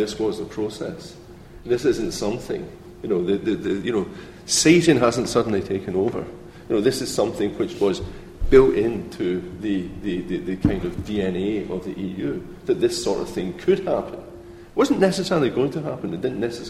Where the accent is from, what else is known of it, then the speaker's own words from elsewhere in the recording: Scotland, United Kingdom; I come from Scotland